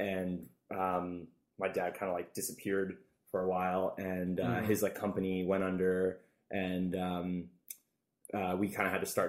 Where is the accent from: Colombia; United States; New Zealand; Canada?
Canada; Burlington, Ontario; I was born in Burlington.